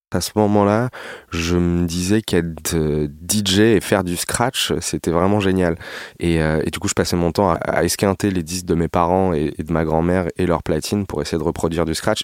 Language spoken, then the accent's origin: French; Paris region, Île-de-France, France; Je suis né à Paris, j'ai grandi en région parisienne.